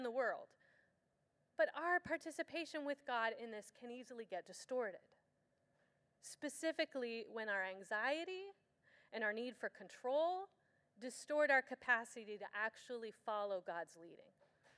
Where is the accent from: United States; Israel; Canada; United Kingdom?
United States; Escondido, California; My hometown, Escondido